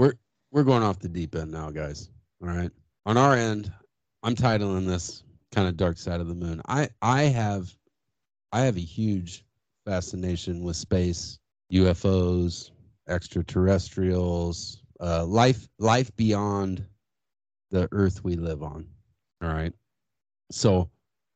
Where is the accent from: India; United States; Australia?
United States; as an American